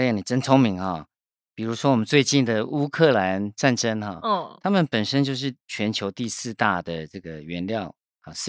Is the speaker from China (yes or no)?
no; Taiwan; 那猪肉呢是我们台湾人最主要的啊食用肉类之一哈。